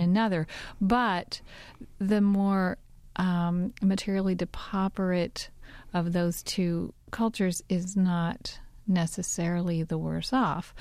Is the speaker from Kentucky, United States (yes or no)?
yes; Kentucky, United States; also born or lived in Arizona / Southwestern Virginia; now in Virginia, United States; where I grew up in Kentucky